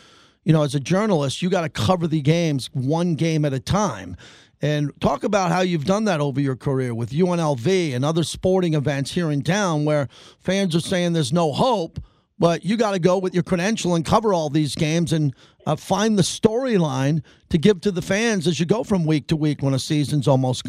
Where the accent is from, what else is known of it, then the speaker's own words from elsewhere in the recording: New York, United States; now in Las Vegas, United States; I grew up in New York, so I'm used to the New York Post and the Daily News